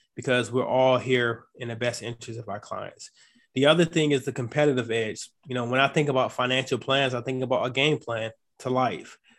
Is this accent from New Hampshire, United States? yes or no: no; Chesapeake, Virginia, United States; also born or lived in Atlanta, Georgia / Norfolk, Virginia / Washington State; Chesapeake, Virginia. That's where I grew up